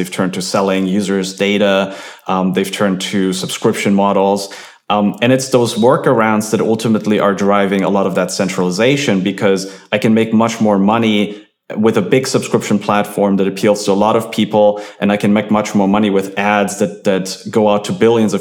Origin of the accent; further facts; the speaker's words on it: Germany; moved away; I'm from Germany, we had BTX